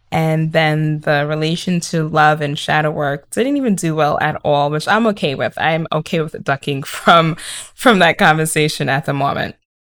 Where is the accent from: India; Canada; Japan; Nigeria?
Nigeria; I am Nigerian